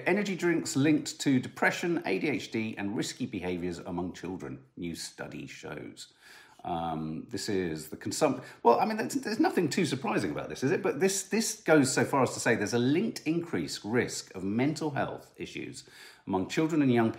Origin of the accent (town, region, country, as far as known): United Kingdom